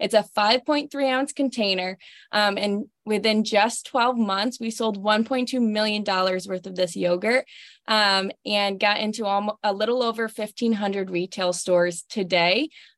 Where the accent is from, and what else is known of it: northern Pennsylvania, United States; born or raised there